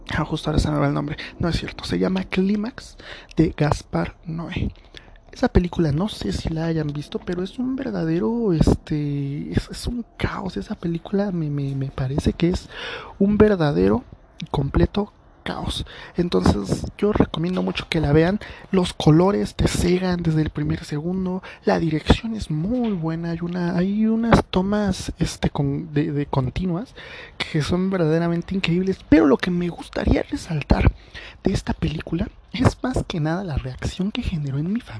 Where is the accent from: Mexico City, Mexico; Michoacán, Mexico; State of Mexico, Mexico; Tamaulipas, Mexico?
State of Mexico, Mexico; por la zona en la que vivo o sea, soy del estado de México eh, y pues por lo general no hay tan los cines no son no se llenan tanto